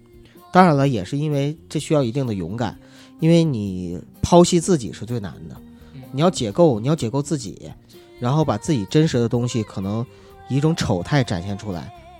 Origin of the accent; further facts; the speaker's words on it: Northeast China, China; 就我是属于那种特别不会说东北话的东北人。他呢是我们老家的，他呢是说东北话说特溜